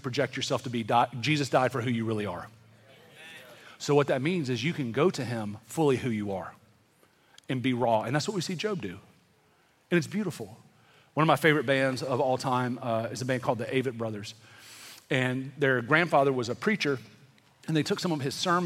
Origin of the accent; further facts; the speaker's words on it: the South, United States; also born or lived in California; growing up in the South